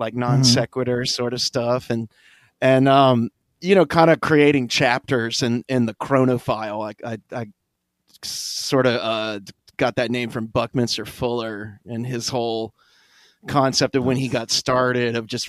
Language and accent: English; Baton Rouge, Louisiana, United States; I'm from Baton Rouge